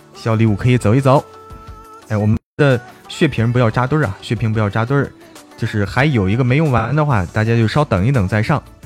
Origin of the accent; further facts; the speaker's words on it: Zhangjiakou, Hebei, China; moved away; 现在我回到， 回到我们老家了，回到张家口了，在家里给大家开这么一场直播啊